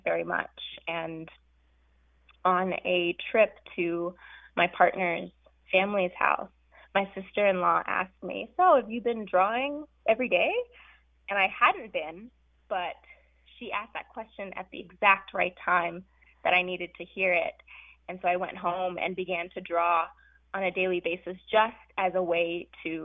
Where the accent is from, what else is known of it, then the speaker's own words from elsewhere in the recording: California, United States; also born or lived in South Africa; I immigrated to California from South Africa with my very radical parents and younger brother